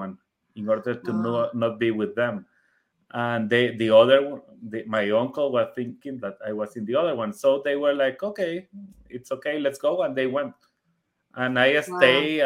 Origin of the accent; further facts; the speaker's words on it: Guatemala; first language Spanish; English is a second language; I am from Guatemala